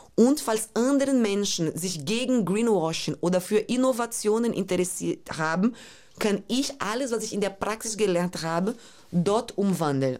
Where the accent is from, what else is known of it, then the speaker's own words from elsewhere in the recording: Brazil; German is a second language; moved away; diese Favela, wo ich aufgewachsen bin